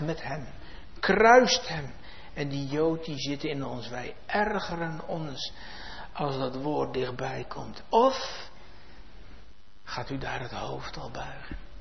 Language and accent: Dutch; Netherlands; in ons vaderland